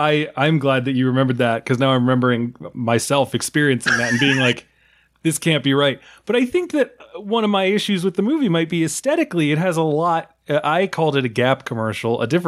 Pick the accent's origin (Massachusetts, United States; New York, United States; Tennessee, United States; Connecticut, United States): New York, United States; New York area, United States; I am from the New York area. My family's in Queens